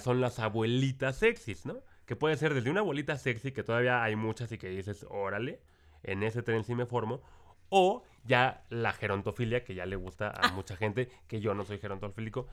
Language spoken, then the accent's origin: Spanish; Mexico; acá en mi pueblo